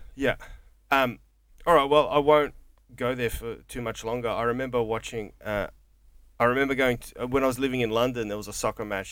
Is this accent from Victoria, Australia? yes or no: yes; Coburg, Victoria, Australia; growing up in Coburg